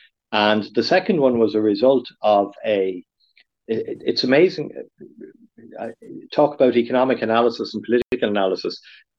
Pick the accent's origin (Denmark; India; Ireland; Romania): Ireland; Dublin, Leinster; moved away as an adult; also born or lived in San Francisco, United States; now in Sligo, Ireland; I'm originally from Dublin, but my father was from Leitrim.